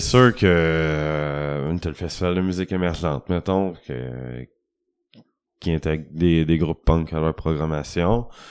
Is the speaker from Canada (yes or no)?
yes; Rouyn-Noranda, Quebec, Canada; moi, je viens de Rouen